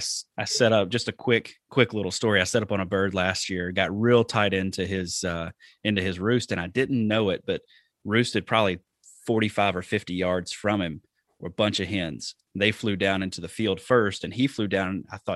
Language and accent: English; the South, United States; So, like I said, I grew up in the South.